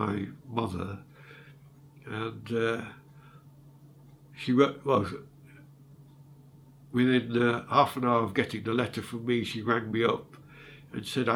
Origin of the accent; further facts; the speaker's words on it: Sheffield, Yorkshire and the Humber, United Kingdom; accent: northerner; also born or lived in London; I was born in London, in Islington, but I was adopted after 9 months and taken to Sheffield. This is where I get my accent from. I'm more northerner, really.